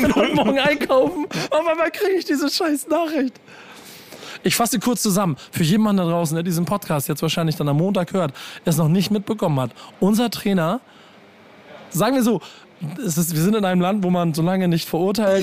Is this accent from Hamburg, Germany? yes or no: yes; Hamburg, Germany; ich als Hamburger habe ja noch mehr meine ganzen HSV-Fans im Nacken